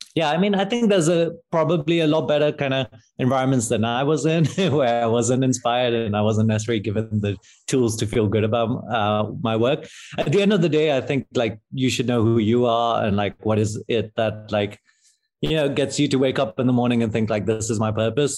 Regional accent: London, United Kingdom; moved away as an adult; also born or lived in Pakistan; now in San Francisco, United States; I grew up in London

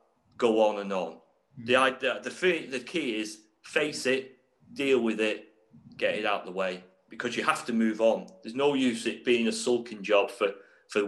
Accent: Ormskirk, North West England, United Kingdom; now in Derby, United Kingdom; I was born just outside Liverpool in a place called Ormskirk.

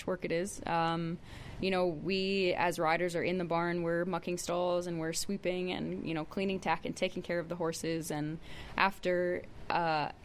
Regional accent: Ontario, Canada; moved away as an adult; now in Alberta, Canada; I grew up in Ontario

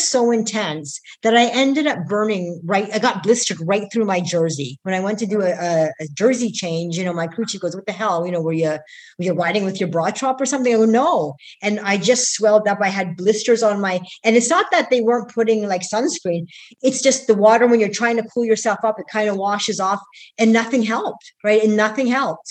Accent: Canada; I come from Canada

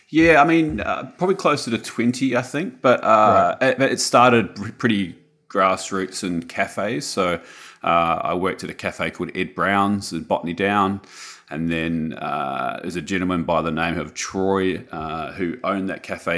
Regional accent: Wellington, New Zealand; moved away as an adult; also born or lived in Auckland, New Zealand; now in Sunshine Coast, Australia; I was born in Wellington in the 80s, and then I moved mid 80s, and then I moved to Auckland when I was about 10 years old.

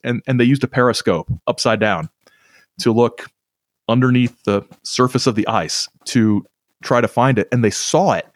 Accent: Whitley County, northeastern Indiana, United States; not quite my hometown, but the county that I'm from, uh, Whitley County in, uh, northeastern Indiana

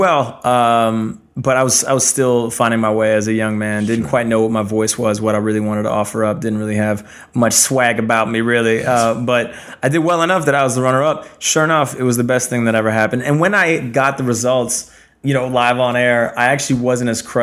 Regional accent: Ottawa, Ontario, Canada; moved away as an adult; also born or lived in New York City; Ottawa, where I grew up in my hometown

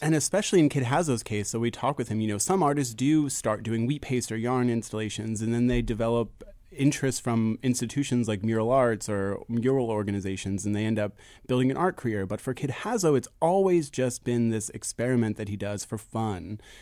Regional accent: Philadelphia, Pennsylvania, United States; I grew up in Fishtown, I grew up in Philly

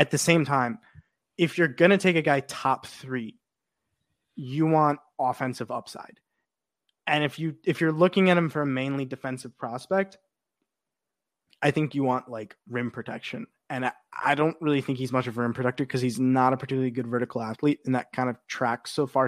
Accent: Chicago, Illinois, United States; my hometown Chicago

